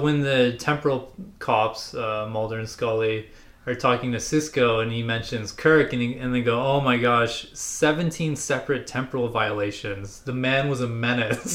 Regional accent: Canada; as a Canadian

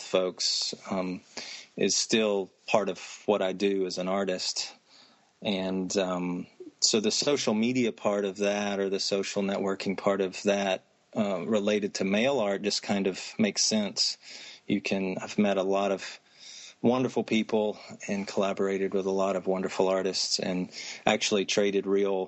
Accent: Anderson, South Carolina, United States; moved away as an adult; also born or lived in Maryland; I grew up outside of Greenville, South Carolina, in Anderson, South Carolina

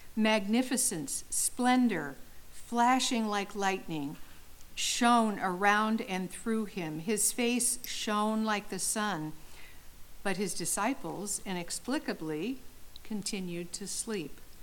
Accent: Southern California, United States; I grew up in Southern California

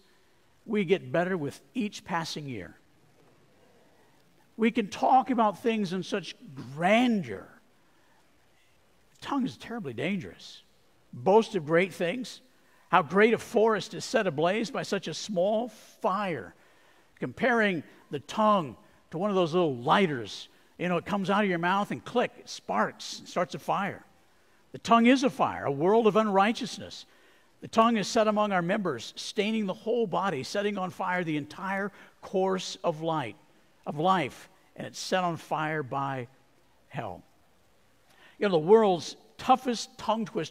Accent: Arizona, United States; I grew up in Arizona

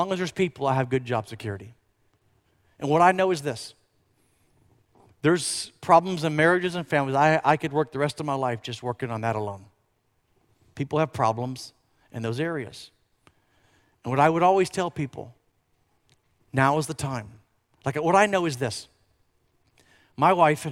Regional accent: Florida, United States; moved away as an adult; also born or lived in Tulsa, Oklahoma; I grew up actually in Florida, and I graduated from UCF

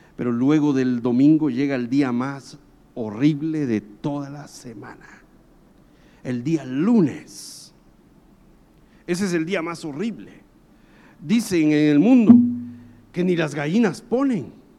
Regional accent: Guatemala; yo soy guatemalteco

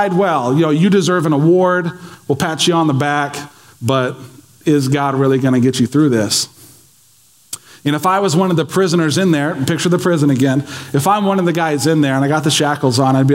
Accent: United States; as American Christians

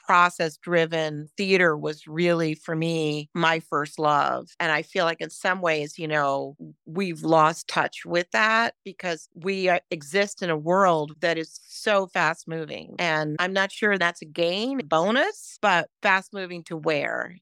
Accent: New York City, New York, United States; I grew up in New York City

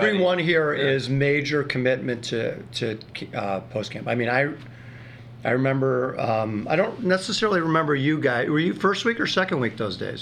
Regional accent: Northfield, Illinois, United States; I was a competitive kid growing up in Northfield

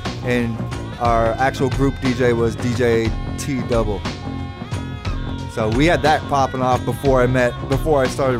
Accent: Langford, British Columbia, Canada; also born or lived in California; I'm from Langford, British Columbia.

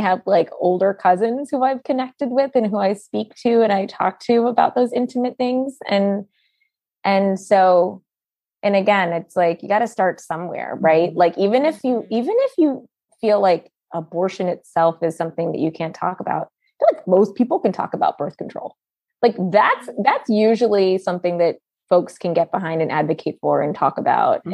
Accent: United States; also born or lived in Brooklyn, New York; we were born, my siblings and I were born in the United States

